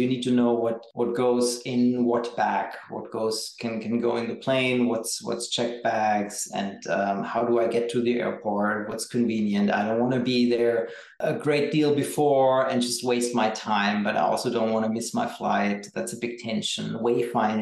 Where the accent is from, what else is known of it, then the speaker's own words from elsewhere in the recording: Berlin, Germany; in my hometown, which is Berlin